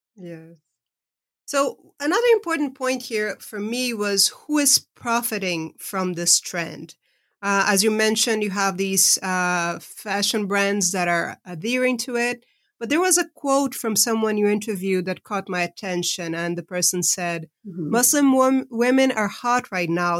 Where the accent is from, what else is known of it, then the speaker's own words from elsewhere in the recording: Brazil; moved away; I was raised in Brazil, but I've been living uh, over half of my life uh, outside of the country I was born